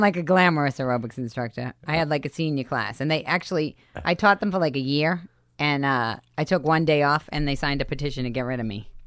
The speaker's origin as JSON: {"language": "English", "town": "Boston", "region": "Massachusetts", "country": "United States", "tie": "born or raised there", "moved": "yes", "said": "I grew up in Boston, fist fighting, crazy"}